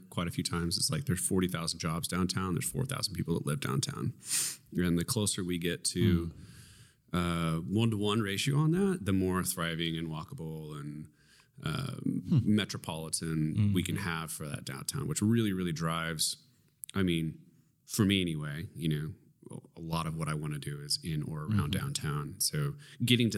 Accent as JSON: {"language": "English", "town": "Tulsa", "region": "Oklahoma", "country": "United States", "said": "I'm from Tulsa."}